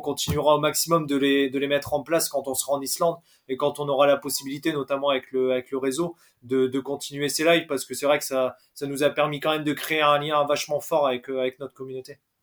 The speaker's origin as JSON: {"language": "French", "town": "Valenciennes", "region": "Hauts-de-France", "country": "France", "said": "moi je suis de Valenciennes"}